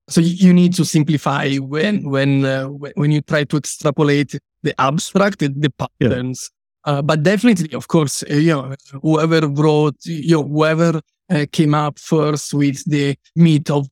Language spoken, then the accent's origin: English; Italy; I come from Italy